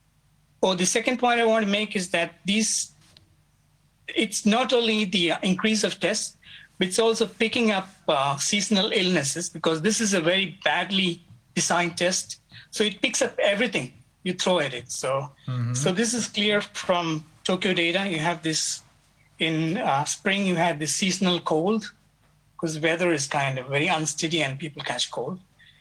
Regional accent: India; now in Japan; I'm from India

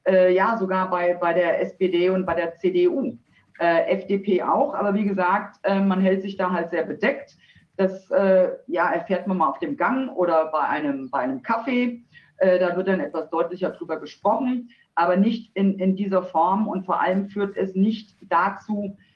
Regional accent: Eschwege, Hesse, Germany; Nein, Sie haben recht, ich bin tatsächlich ein echter Dietemann. Ich wurde in Eschwege geboren, bin auch dort aufgewachsen.

